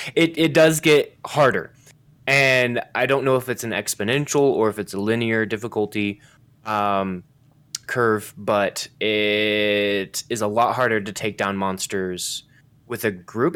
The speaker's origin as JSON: {"language": "English", "country": "United States"}